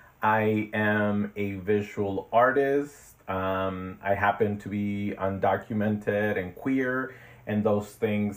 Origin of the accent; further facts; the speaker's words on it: Long Beach, California, United States; also born or lived in Ensenada, Baja California, Mexico / Berkeley, California / Boyle Heights, Los Angeles; now in Los Angeles, United States; I grew up in Long Beach, California. And I was born in Ensenada, Mexico. And I came to the U.S. when I was like 11 years old. And so I've definitely have been here over half of my life. I just turned 37 this year.